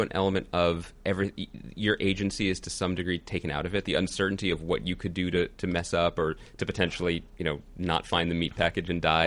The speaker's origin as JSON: {"language": "English", "town": "Philadelphia", "region": "Pennsylvania", "country": "United States", "said": "From Philly"}